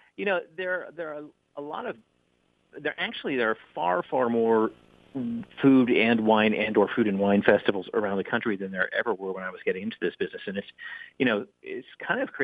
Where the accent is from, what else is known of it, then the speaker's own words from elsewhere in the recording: Houston, Texas, United States; moved away as an adult; also born or lived in Boston, Massachusetts; I'm originally from Texas, and I grew up in Texas